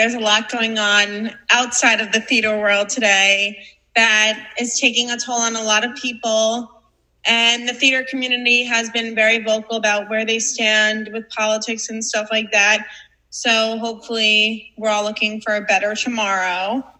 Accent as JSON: {"language": "English", "area": "Long Island", "region": "New York", "country": "United States", "said": "we come from Long Island."}